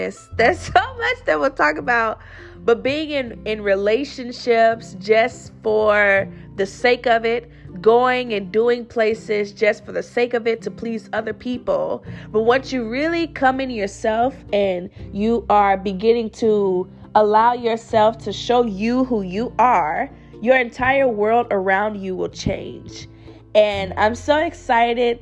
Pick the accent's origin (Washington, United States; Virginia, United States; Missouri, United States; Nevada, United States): Missouri, United States; St. Louis; moved away as an adult; now in Austin, United States; I am currently in Austin, Texas, but I'm from St. Louis, Missouri originally